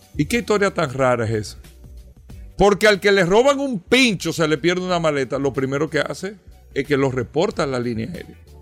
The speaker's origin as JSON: {"language": "Spanish", "country": "Dominican Republic", "said": "nosotros como dominicanos"}